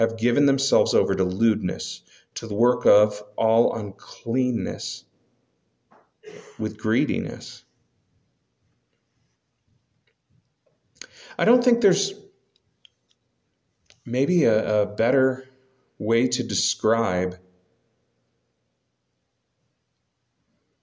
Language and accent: English; United States; We just happen to be Americans